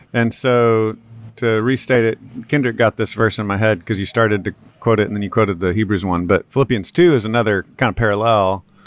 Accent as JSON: {"language": "English", "region": "Texas", "country": "United States", "said": "I'm a Texan and I'm white"}